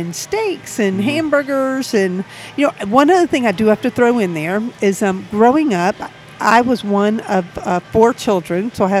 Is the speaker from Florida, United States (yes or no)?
no; Savannah, Georgia, United States; now in Atlanta, United States; I grew up in Savannah, Georgia.